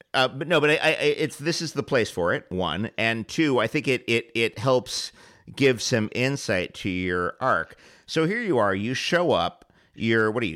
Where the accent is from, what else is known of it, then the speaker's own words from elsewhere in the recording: New York City, New York, United States; I grew up in the in Hell's Kitchen in, in New York City in the '70s